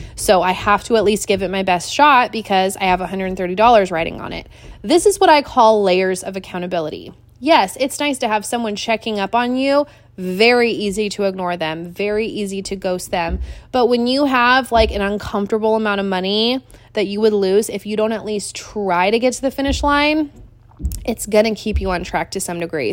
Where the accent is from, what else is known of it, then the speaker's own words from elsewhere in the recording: Washington, United States; also born or lived in Seattle, Washington; now in Wilmington, North Carolina, United States; growing up in Washington, Azteca Mexican food was it